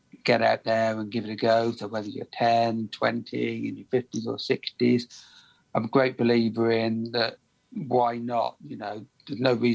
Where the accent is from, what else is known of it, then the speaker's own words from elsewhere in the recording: Birmingham, West Midlands, United Kingdom; I'm from Birmingham in the UK